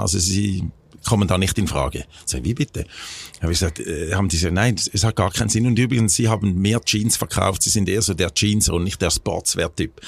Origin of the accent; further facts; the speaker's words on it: Schaffhausen, Switzerland; also born or lived in United States; nach einem Jahr sind sie dann zurück in die Schweiz, äh, nach Schaffhausen, da wo ich aufgewachsen bin